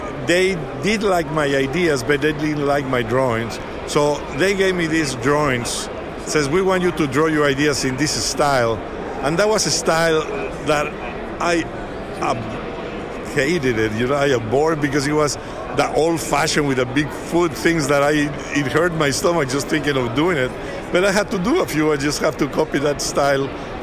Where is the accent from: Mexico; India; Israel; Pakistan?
Mexico; born or raised there; first language Spanish; English is a second language; moved away as an adult; now in United States